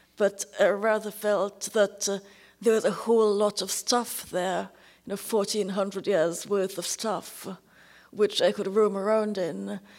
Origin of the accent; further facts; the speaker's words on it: Trinidad & Tobago; Trinidad, where I was born